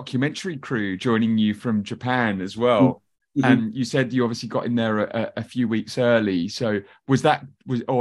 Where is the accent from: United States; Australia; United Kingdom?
United Kingdom; being from the UK myself